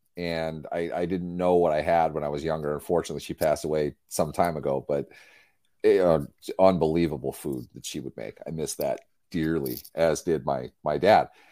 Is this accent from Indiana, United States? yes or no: no; Pittsburgh, Pennsylvania, United States; now in Minnesota, United States; we're from Pittsburgh. We happen to live in Minnesota, but that's, uh, our roots are Irish, Catholic, Pittsburgh through and through